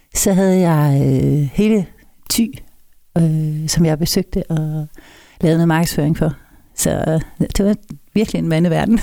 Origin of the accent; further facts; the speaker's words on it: Kolding, Southern Denmark, Denmark; Født og opvokset. Trådt mine barnesko i Koldings gader.